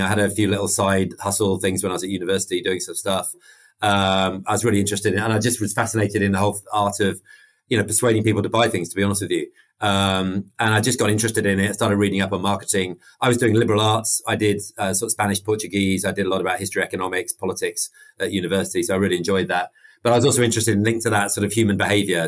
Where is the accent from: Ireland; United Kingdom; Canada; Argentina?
United Kingdom; accent: British; also born or lived in Mexico; everyone can tell I'm I'm British from my my accent